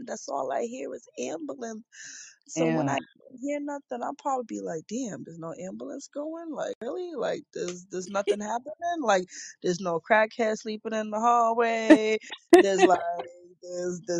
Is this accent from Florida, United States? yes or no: no; Boston, Massachusetts, United States; I'm from the hood. I'm from the Berry